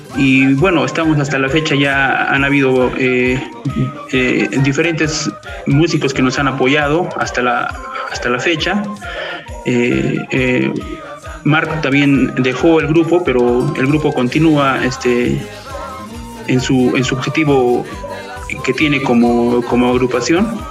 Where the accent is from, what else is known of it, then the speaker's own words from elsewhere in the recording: Juli, Puno, Peru; yo también de, de Juli, de la, provincia de Chucuito